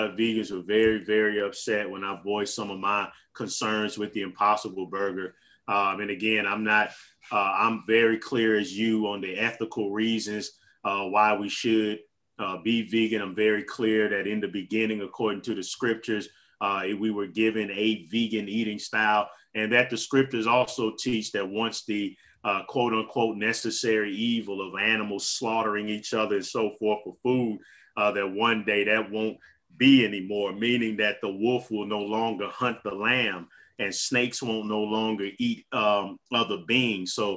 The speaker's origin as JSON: {"language": "English", "town": "St. Louis", "region": "Missouri", "country": "United States", "tie": "born or raised there", "said": "I have been restricted to my hometown of St. Louis, Missouri."}